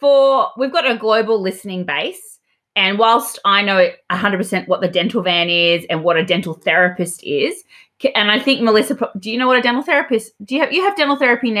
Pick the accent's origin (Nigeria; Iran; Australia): Australia